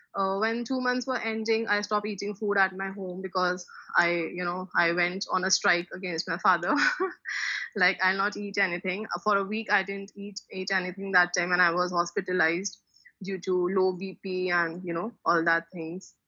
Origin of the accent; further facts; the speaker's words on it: Delhi, India; I am from Delhi, India